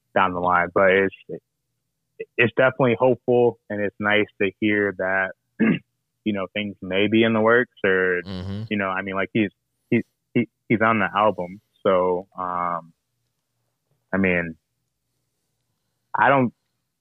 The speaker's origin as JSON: {"language": "English", "country": "United States", "said": "we're from the States, like, we're from the United States"}